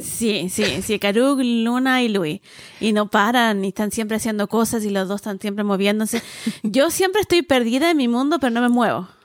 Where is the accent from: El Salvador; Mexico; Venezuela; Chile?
Chile; Viña del Mar, Valparaíso; now in Santiago, Chile; crecí en, más provincia, en Viña